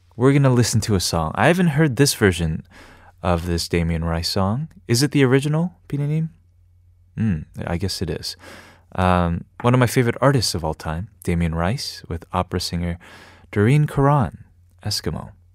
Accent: New York, United States; moved away as an adult; also born or lived in New Hampshire; now in Korea; New York, where I'm from. My hometown is, is you know, is just the only place that I really knew in my life outside of New Hampshire

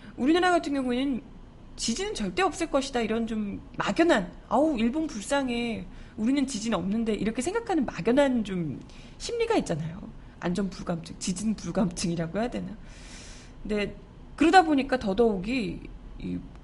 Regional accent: Busan, South Korea; moved away; 저도 이제 고향이 부산이다 보니까

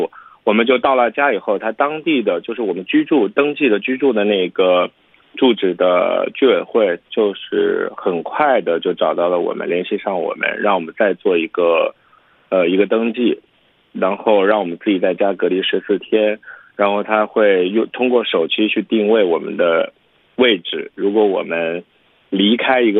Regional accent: China; now in United States; 因为我是中国人

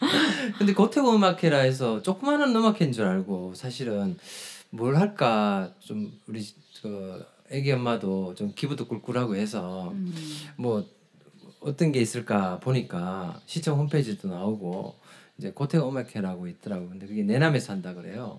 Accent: Gyeongju, North Gyeongsang, South Korea; 내가 경주 시민이고 또 경주가 고향이라는 거에 대해서

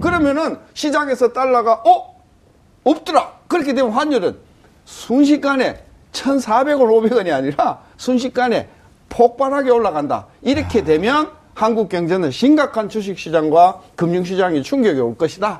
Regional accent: Yeongnam, South Korea; 전 영남이라서

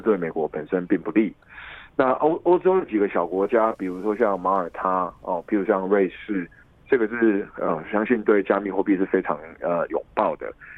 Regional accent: Taiwan; 来自台湾的立法委员

